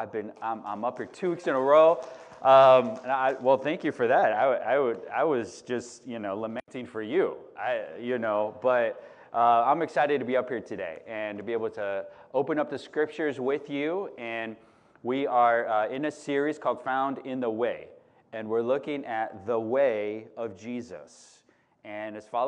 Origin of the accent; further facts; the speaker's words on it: Chicago, Illinois, United States; moved away as an adult; now in Santa Cruz, United States; I grew up in Chicago